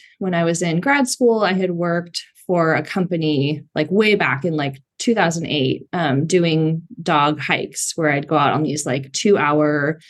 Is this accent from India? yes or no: no; San Francisco, California, United States; I grew up here in the San Francisco area, and I moved back here in 2012